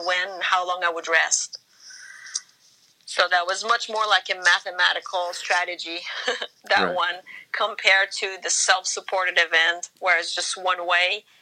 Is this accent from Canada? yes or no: yes; Canada; I'm Canadian. There's cold in winter here, too.